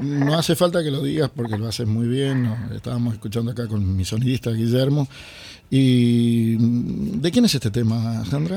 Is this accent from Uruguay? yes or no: yes; Montevideo, Uruguay; Yo que soy de Montevideo